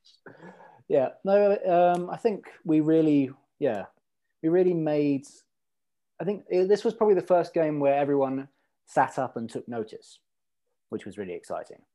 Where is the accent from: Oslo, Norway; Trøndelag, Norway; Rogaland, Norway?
Rogaland, Norway; Stavanger; moved away as an adult; also born or lived in London; now in Brighton, United Kingdom; I was born in Stavanger, and then we moved to London uh, when I was like one, and I was lived there for like three years, and then uh, we moved back again to Stavanger, and then I moved to Brighton when I was 21 ish.